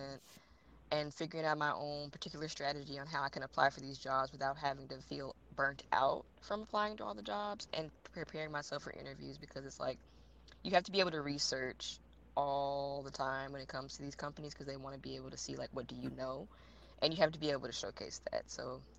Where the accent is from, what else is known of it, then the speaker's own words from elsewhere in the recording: Shreveport, Louisiana, United States; also born or lived in Killeen, Texas; I am from Shreveport, Louisiana